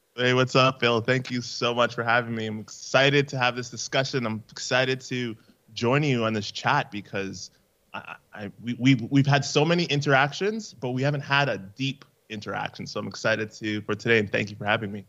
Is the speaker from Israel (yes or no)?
no; Canada; I'm from Canada